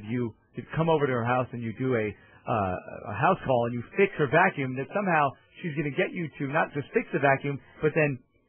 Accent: New York, United States; I'm from New York.

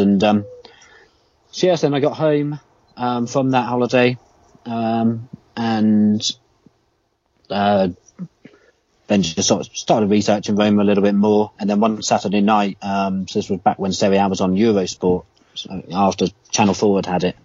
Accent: United Kingdom; being a Brit and especially like a kid

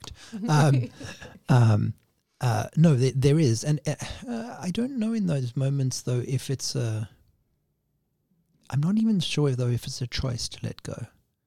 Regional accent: Cape Town, Western Cape, South Africa; Growing up in Cape Town, Cape Town used to be known as the Cape of Storms

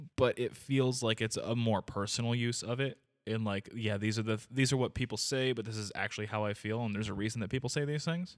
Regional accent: United States; we're ignorant American people

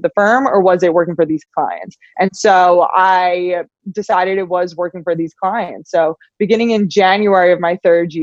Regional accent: New York, United States; moved away as an adult; also born or lived in Los Angeles; So I'm from New York. I'm a New Yorker at heart, but at 18 years old, I wanted to get as far away from New York as possible

